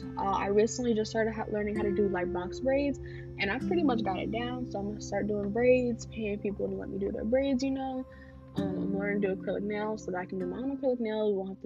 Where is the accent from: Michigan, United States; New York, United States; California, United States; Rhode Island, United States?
New York, United States; So I'm from New York, as I said, but I tend to catch my parents' Haitian accent, and then occasionally you'll hear my accent switch to a kind of Southern accent, to try and fit in.